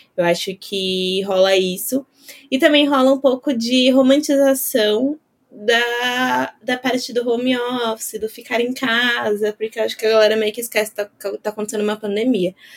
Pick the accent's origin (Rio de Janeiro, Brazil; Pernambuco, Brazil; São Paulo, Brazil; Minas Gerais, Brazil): São Paulo, Brazil; eu sou de São Paulo